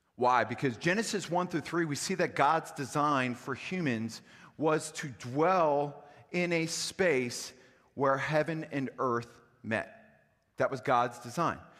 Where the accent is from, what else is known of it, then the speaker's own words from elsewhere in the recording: Cincinnati, Ohio, United States; moved away; also born or lived in Wisconsin; I'm a Yankee. I'm from Cincinnati, Ohio originally, but my entire family for the most part came from Wisconsin